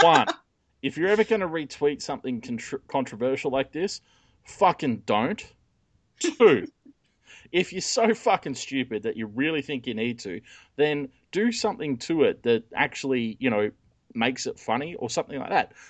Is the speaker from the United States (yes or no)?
no; Australia; I'm Australian